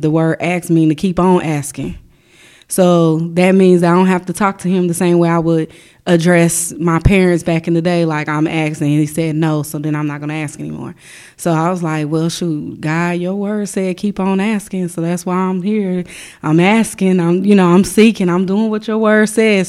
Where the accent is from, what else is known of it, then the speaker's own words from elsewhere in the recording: Chicago, Illinois, United States; I grew up in Chicago